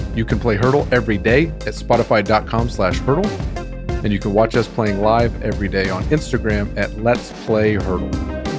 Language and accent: English; Arlington, Texas, United States; my hometown of Arlington, Texas.